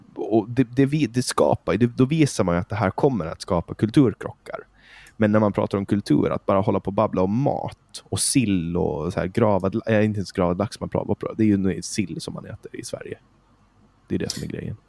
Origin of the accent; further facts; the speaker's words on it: Åland Islands; moved away as an adult; now in Stockholm, Sweden; jag är från Åland, född och uppvuxen på Åland.